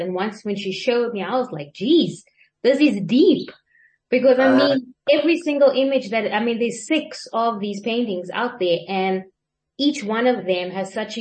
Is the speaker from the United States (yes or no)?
no; Cape Town, Western Cape, South Africa; first language English; I'm born and raised in Cape Town